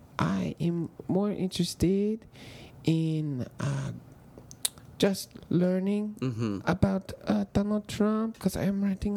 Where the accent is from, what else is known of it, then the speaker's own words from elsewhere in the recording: China; English is a second language; Oh, thank you. I am from China.